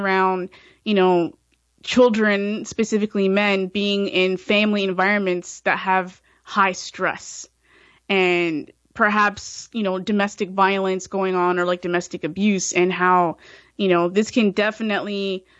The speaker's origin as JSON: {"language": "English", "town": "Brampton", "region": "Ontario", "country": "Canada", "tie": "born or raised there", "said": "when I grew up in Brampton here in Ontario, Canada"}